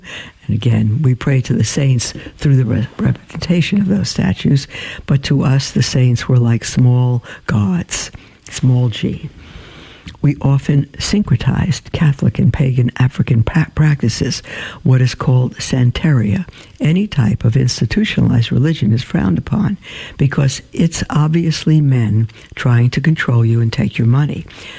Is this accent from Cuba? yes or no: yes; Cuba; born there; I was born in Cuba, 1995, in what was called the special period